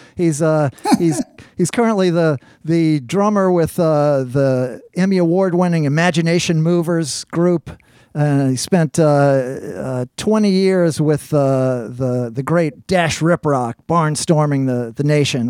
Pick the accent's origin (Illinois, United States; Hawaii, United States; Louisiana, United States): Louisiana, United States; New Orleans; I spent a bunch of years growing up on, in uh, in Algiers myself on the West Bank